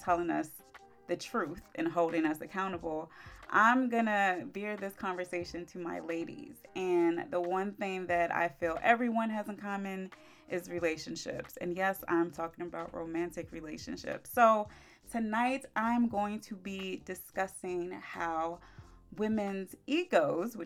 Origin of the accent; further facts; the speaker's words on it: Maryland, United States; also born or lived in Orlando, Florida; I came back home to Maryland